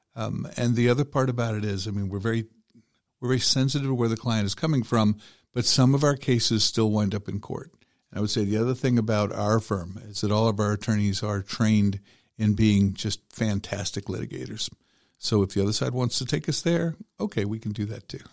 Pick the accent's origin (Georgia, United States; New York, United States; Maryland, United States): Georgia, United States; Cobb County; I grew up in Georgia. I've been here since I was five years old, so it's been a long, long, long time. Um, grew up in Cobb County